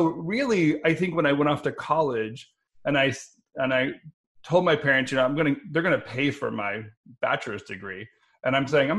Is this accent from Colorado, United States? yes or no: yes; Denver, Colorado, United States; Growing up in Denver